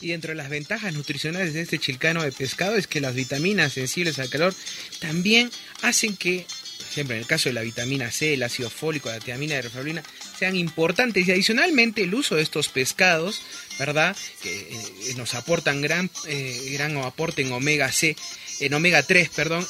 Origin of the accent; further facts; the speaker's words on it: Peru; somos peruanos